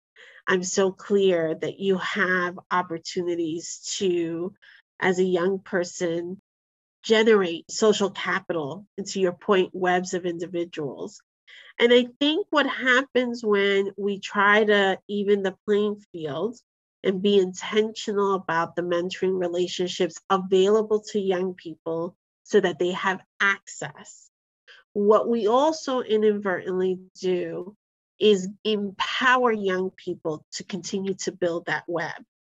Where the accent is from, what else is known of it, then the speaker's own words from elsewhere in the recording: Bronx, New York, United States; You know, I grew up in the Army brat. When my parents divorced, I ended up in the heart of the South Bronx.